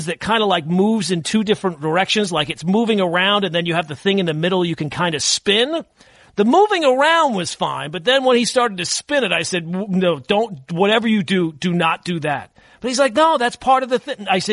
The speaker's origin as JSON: {"language": "English", "area": "Long Island", "region": "New York", "country": "United States", "tie": "born or raised there", "moved": "yes", "said": "I grew up on Long Island, but we didn't have the wildlife that I have now where I live"}